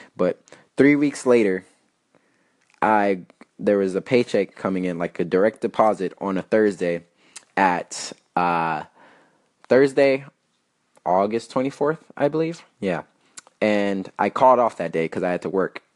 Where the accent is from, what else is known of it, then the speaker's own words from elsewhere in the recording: El Paso, Texas, United States; moved away as an adult; I left um, my hometown in El Paso